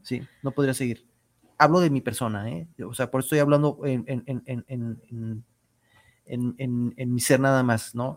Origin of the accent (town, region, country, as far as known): Mexico